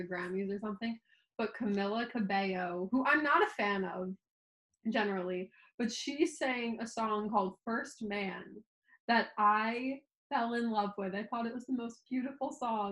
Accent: Long Island, New York, United States

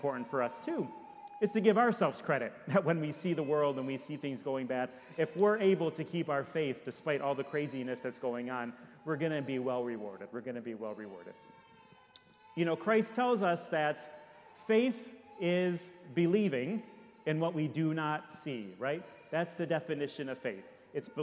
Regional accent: Detroit, Michigan, United States; now in Orlando, United States; I'm from Detroit

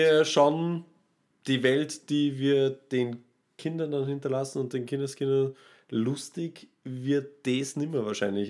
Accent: Austria; da sind wir Österreicher

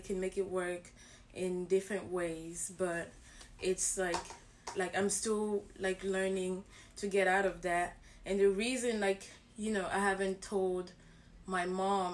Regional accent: Cameroon; I'm from Cameroon

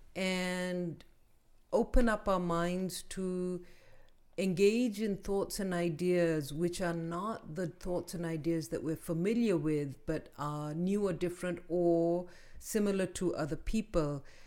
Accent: Pakistan; now in United States; we grew up in Pakistan

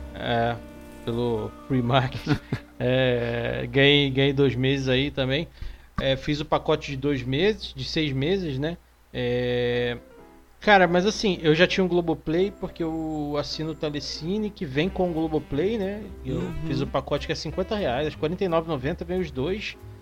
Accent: Rio de Janeiro, Brazil; moved away; Eu venho do Rio de Janeiro

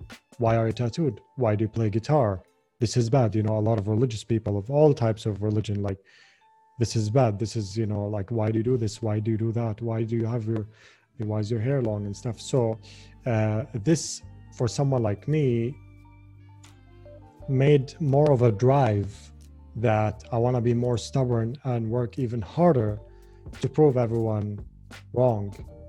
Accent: Jordan; well, you know, I kind of believe that it's actually a good thing that Jordan is like

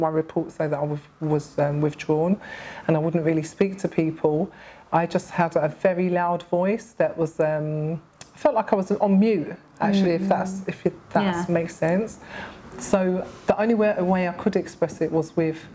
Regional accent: London, United Kingdom; I was born in Hackney, actually, in an estate that's no longer there, actually. It was called the Holly Street Estate

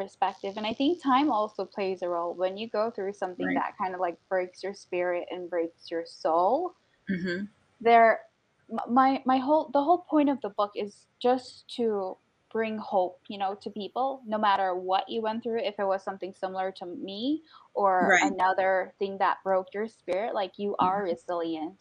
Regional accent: Guyana; I'm Guyanese, so I come from the Caribbean and West Indian community

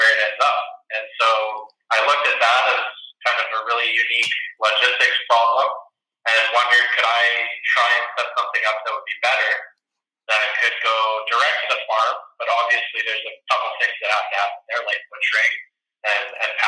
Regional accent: Calgary, Alberta, Canada; I am born and raised in Calgary and not on a farm

